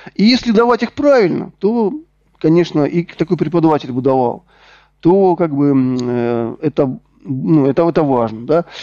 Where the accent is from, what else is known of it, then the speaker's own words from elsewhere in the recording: Rostov-on-Don, Rostov Oblast, Russia; also born or lived in Donetsk; Я сам из Ростова-на-Дону, закончил Донецкий государственный технический университет.